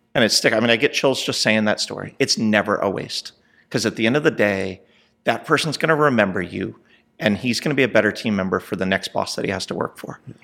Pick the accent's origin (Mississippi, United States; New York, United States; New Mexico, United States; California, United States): California, United States; Southern; moved away as an adult; also born or lived in New Jersey; now in Texas, United States; I was born in New Jersey, and I was raised in Southern California